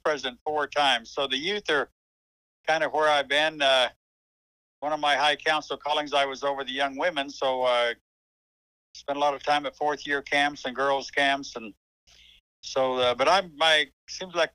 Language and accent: English; Gilbert, Arizona, United States; also born or lived in East Texas; I've lived the majority of my life in Gilbert, Arizona. I was born in Gilbert.